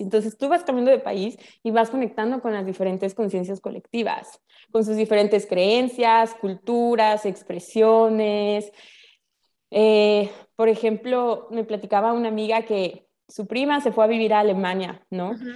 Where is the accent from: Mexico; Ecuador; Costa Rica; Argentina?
Mexico; first language Spanish; now in Playa del Carmen, Mexico; yo nací en México, mis papás son mexicanos, pues 100% mexicana